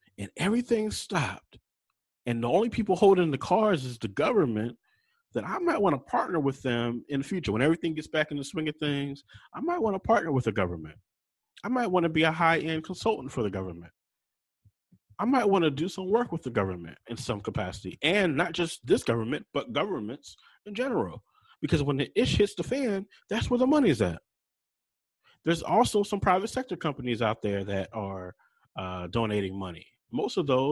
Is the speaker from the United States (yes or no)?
yes; Charlotte, North Carolina, United States; I'm from Charlotte, North Carolina